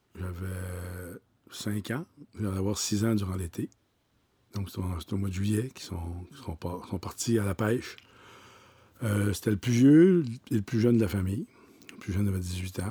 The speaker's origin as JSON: {"language": "French", "town": "Petite-Vallée", "region": "Quebec", "country": "Canada", "tie": "born or raised there", "said": "Je suis né à la Longue Pointe, à Petite-Vallée, issu d'une famille de musiciens du côté de ma mère"}